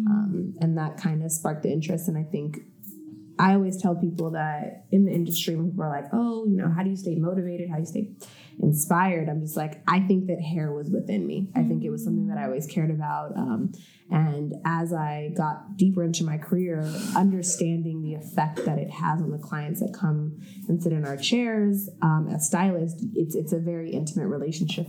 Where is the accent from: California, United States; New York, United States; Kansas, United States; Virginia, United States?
California, United States; La Palma; moved away as an adult; also born or lived in Washington, D.C.; I grew up in La Palma, California, as you said, and my parents and my brother, we all lived there together